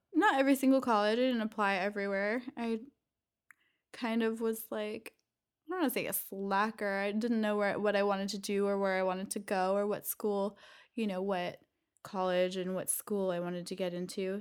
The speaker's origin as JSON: {"language": "English", "town": "Valencia", "region": "California", "country": "United States", "tie": "born or raised there", "said": "I grew up in Valencia, California"}